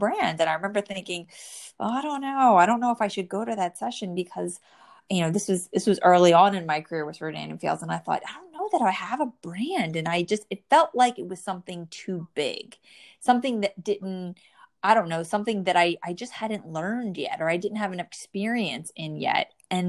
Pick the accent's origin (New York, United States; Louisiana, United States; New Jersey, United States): New Jersey, United States; born or raised there